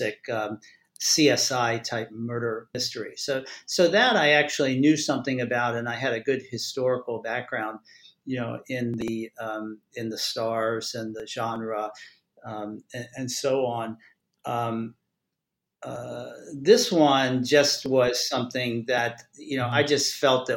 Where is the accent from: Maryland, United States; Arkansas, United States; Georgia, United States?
Maryland, United States; I'm from Maryland.